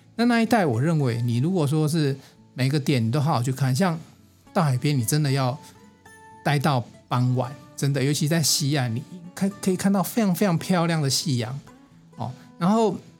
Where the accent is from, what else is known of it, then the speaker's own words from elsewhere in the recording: Taiwan; 我是台湾人啊，我们中华民国台湾，我在这边这一片土地上我都去遍了